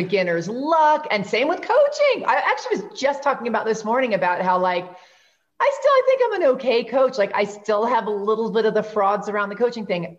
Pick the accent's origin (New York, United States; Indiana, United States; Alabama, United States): New York, United States; I'm from New York.